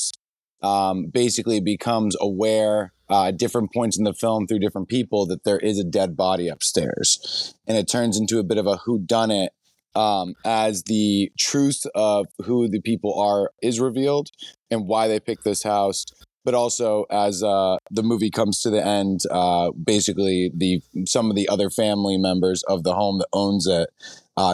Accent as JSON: {"language": "English", "region": "New Hampshire", "country": "United States", "also_born_or_lived": "New York / Los Angeles", "moved": "as an adult", "said": "I'm a filmmaker from New Hampshire"}